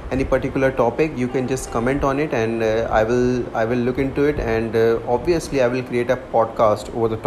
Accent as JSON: {"language": "English", "region": "Delhi", "country": "India", "said": "I'm from Delhi"}